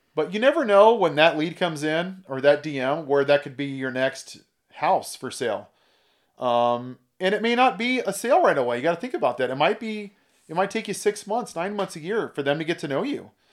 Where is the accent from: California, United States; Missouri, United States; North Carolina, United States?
California, United States; also born or lived in Oregon / Indiana; I grew up in California. I'm kind of a California boy